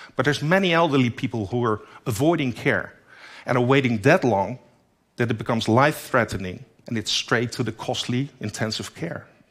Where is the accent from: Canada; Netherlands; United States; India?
Netherlands; In my home country, the Netherlands, only 17 million people live there